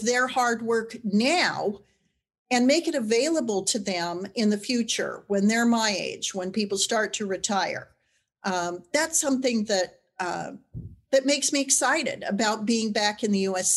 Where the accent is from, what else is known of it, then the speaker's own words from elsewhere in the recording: Wyoming, United States; I'm a ranch girl from Wyoming. I was born near Cheyenne and ranch there to this day